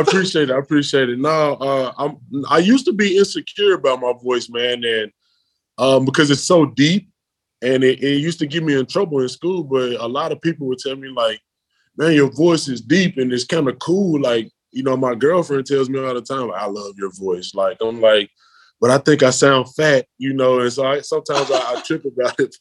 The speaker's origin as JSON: {"language": "English", "town": "Memphis", "region": "Tennessee", "country": "United States", "moved": "as an adult", "lives_now": "Berlin, Germany", "said": "I come from Memphis, which is a city"}